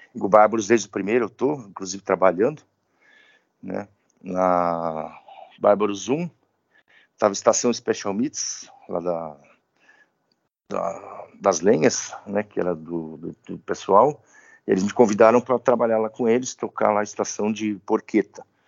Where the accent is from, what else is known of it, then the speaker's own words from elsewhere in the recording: São Paulo, Brazil; Eu sou de São Paulo, paulistano, nascido na Vila Mariana